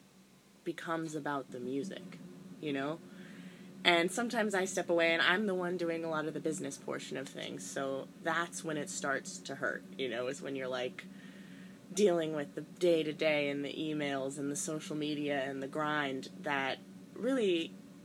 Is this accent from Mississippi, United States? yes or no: no; Denver, Colorado, United States; moved away as an adult; also born or lived in San Francisco Bay Area, California / Boston, Massachusetts; now in Nashville, United States; I grew up in Denver. I'm originally from the Bay Area.